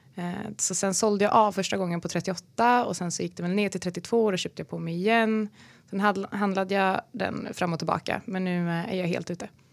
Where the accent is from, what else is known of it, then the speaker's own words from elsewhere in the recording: Falköping, Västra Götaland, Sweden; moved away; also born or lived in Malmö; jag kommer från Falköping utanför Skövde